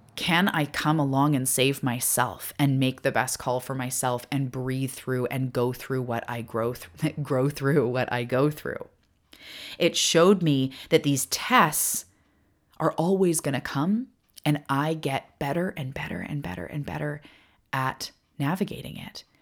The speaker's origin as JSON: {"language": "English", "town": "Cherryville", "country": "United States", "tie": "born or raised there", "moved": "yes", "said": "I grew up in Cherryville."}